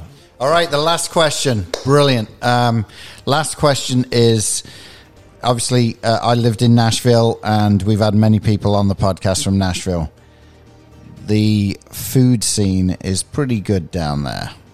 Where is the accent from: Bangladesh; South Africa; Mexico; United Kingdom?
United Kingdom; England; also born or lived in Peoria, Illinois; now in United States; I'm originally from England